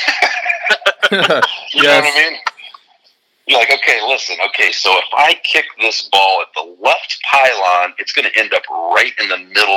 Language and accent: English; Indiana, United States; I'm from Indiana